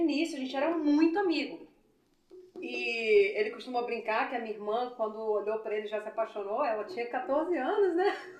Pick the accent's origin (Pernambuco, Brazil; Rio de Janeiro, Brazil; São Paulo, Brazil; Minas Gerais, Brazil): Rio de Janeiro, Brazil; Belford Roxo; moved away as an adult; now in United States; eu sou de Belfort